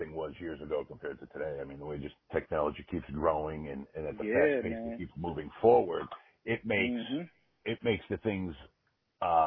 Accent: New England, United States; I'm not from New York. I grew up in New England. I grew up in a very small town

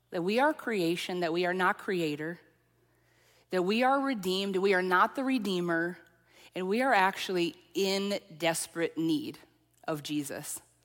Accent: central Minnesota, United States; accent: central Minnesota; also born or lived in Lafayette, Louisiana; I actually had one person pinpoint me to central Minnesota

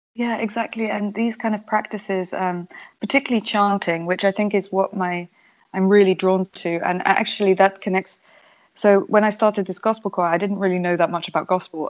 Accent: United Kingdom; now in Amsterdam, Netherlands; I'm British, British originally

